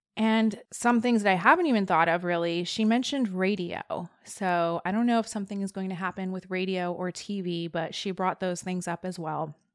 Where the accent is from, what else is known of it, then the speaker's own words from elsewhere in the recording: New Jersey, United States; one of my good friends from high school that I knew growing up in New Jersey